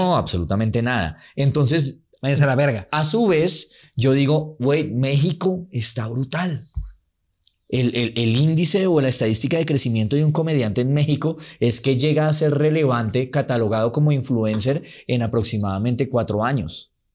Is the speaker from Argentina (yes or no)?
no; Medellín, Antioquia, Colombia; yo soy de Medellín